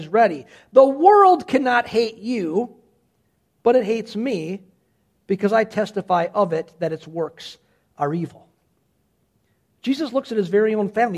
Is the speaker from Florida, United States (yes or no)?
no; Cedarburg, Wisconsin, United States; born and raised in Cedarburg